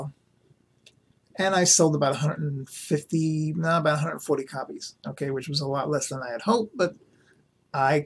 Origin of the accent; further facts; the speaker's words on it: New York City, New York, United States; growing up in New York City